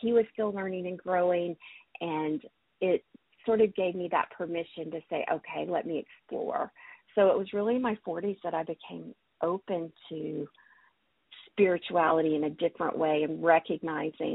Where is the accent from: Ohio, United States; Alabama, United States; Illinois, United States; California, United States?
Alabama, United States; moved away as an adult; also born or lived in Montreal; I grew up in Alabama in the Bible Belt